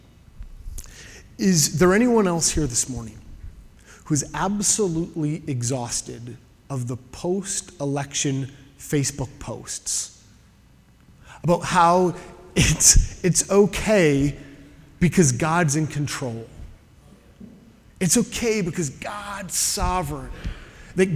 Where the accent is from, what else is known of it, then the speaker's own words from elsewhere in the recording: Canada; now in Southern California, United States; I am a Canadian in exile